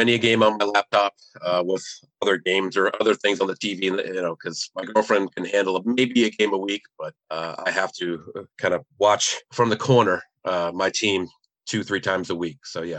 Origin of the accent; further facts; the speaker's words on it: New Hampshire and Maine, New England, United States; I was growing up in New Hampshire and Maine, so I did root for the teams